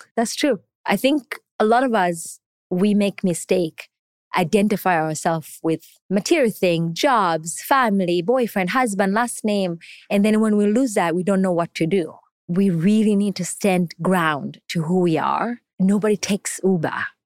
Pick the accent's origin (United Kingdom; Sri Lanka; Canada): Canada; English is a second language; also born or lived in Kenya / Tanzania / Somalia; now in New York, United States; I grew up in Canada. I went to school there